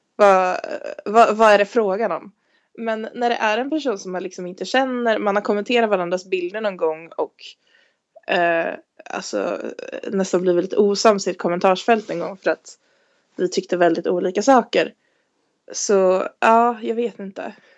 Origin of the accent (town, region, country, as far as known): Stockholm, Stockholm County, Sweden; moved away as an adult